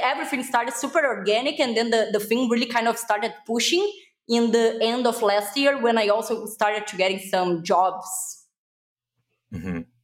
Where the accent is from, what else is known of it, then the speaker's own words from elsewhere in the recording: Brazil; English is a second language; I am from Brazil, so my accent is kind of super weird if people can really know where it's from. So it's Brazil